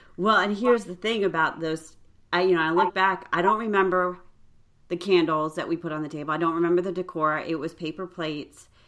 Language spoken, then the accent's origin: English; New York, United States; also born or lived in Illinois; we moved from Illinois to New York when I was going into fifth grade. So I have a few more memories of like my adult, like my teen years in that house.